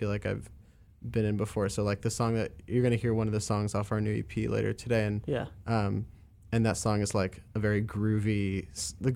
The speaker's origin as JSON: {"language": "English", "region": "Northeast", "country": "United States", "tie": "born or raised there", "also_born_or_lived": "Boston", "moved": "as an adult", "lives_now": "Chicago, United States", "said": "I grew up on the East Coast and grew up in the Northeast"}